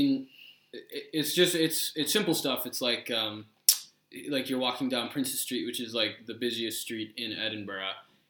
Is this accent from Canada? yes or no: yes; Toronto, Ontario, Canada; moved away; I'm from Toronto.